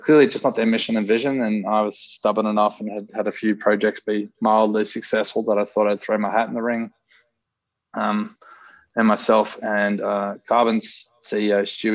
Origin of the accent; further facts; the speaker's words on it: Sydney, New South Wales, Australia; I'm from Northern Beaches. So I wanted to be an accountant on Northern Beaches